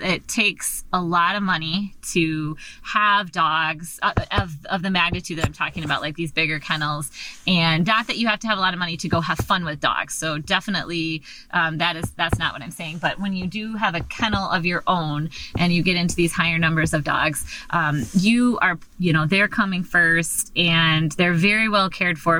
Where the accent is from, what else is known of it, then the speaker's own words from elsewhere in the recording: Michigan, United States; moved away as an adult; now in Alaska, United States; I was raised, born and raised in Michigan, and I came up to go to graduate school up here at Alaska Pacific